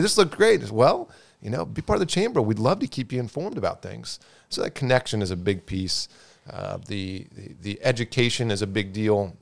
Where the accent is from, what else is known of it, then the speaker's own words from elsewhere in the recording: Marysville, Ohio, United States; also born or lived in Chicago; now in Bellefontaine, United States; I grew up in Marysville, just down the road from, from Bell Fountain